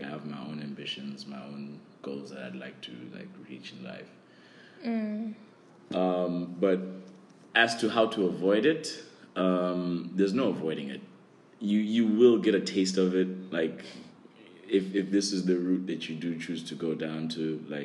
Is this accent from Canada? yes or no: no; South Africa; now in Hainan, China; I am from South Africa